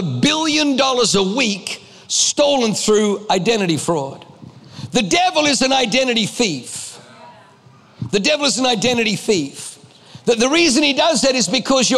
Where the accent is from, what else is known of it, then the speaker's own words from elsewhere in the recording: Australia; also born or lived in Germany; I was born in Germany, grew up in Australia